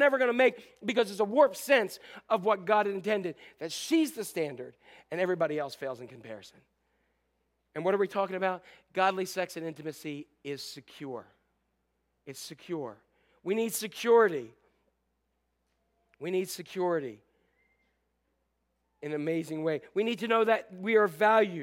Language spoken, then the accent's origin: English; Northeast, United States; When we were growing up in Northeast